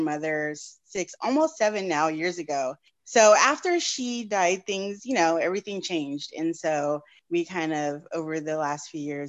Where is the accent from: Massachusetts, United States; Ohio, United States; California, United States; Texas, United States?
California, United States; San Jose; we grew up in San Jose, California